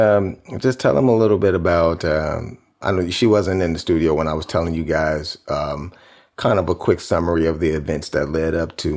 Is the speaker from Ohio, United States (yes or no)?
yes; Cleveland, Ohio, United States; I'm from Cleveland.